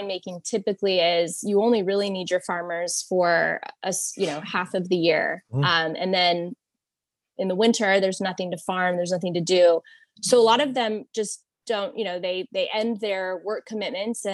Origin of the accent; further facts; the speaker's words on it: Texas, United States; a Texan living in Texas